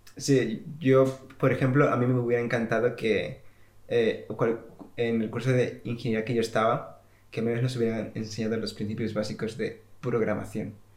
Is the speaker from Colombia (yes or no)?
no; Spain; now in England, United Kingdom; yo que vengo de España